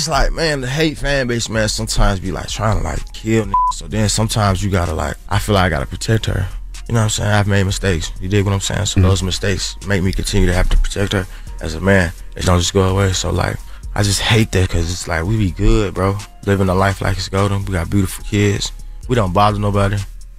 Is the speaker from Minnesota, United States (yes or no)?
no; Atlanta, Georgia, United States; because I'm from the South, …, like …. You know, we from Atlanta